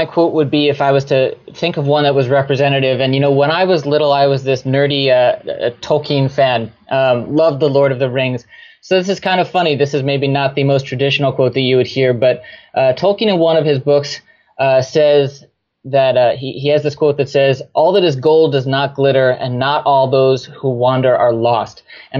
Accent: New Jersey, United States; So I grew up in New Jersey, was as American as apple pie for a long time, actually.

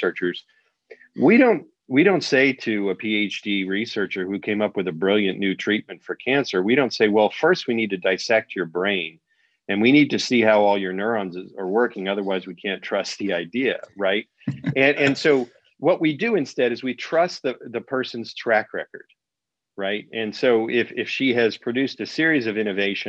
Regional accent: Huntington Beach, California, United States; I was growing up in Huntington Beach and Found Valley area

